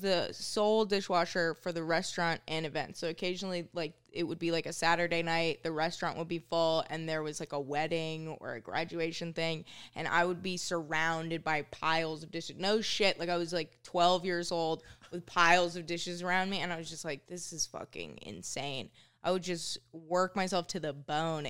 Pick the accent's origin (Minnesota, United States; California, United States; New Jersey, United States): Minnesota, United States; moved away as an adult; now in New York, United States; growing up in Minnesota was pretty cool